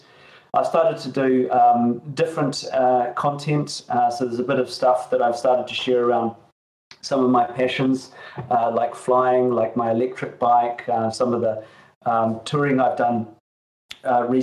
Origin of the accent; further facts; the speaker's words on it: New Zealand; moved away; It was from my home country. I grew up in New Zealand